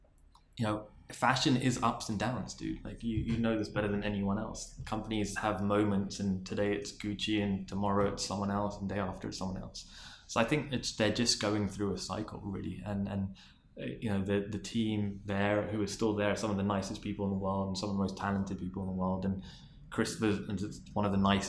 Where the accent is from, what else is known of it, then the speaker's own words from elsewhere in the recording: London, United Kingdom; moved away; I was from London and I was born in Queen's Park